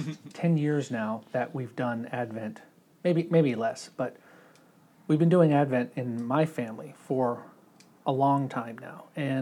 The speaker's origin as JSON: {"language": "English", "country": "Germany", "tie": "born or raised there", "said": "See, I grew up in Germany mostly for most of my childhood, and my mother is German."}